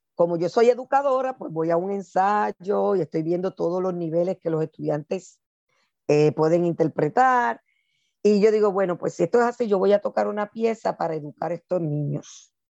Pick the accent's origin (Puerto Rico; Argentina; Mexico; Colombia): Puerto Rico; now in United States; siendo afropuertorriqueña, aquí en Estados Unidos